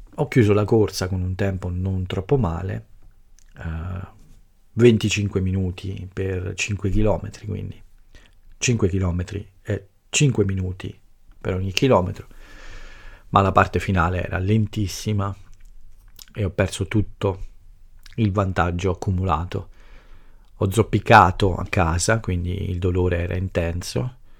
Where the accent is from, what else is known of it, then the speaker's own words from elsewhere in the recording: Italy; il mio paese e la nostra cultura